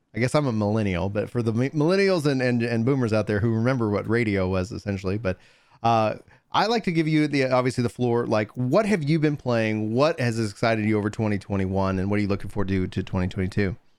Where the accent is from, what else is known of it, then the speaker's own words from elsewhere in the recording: East Texas, United States; growing up in East Texas